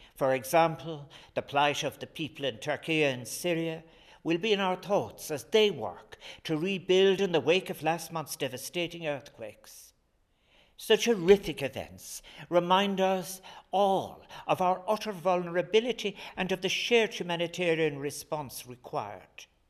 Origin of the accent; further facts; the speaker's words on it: Ireland; our national patron, St. Patrick